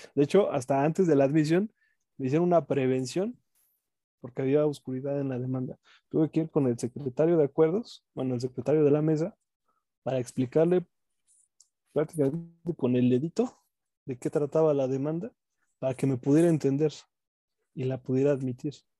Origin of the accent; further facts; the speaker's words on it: Mexico; uno como mexicano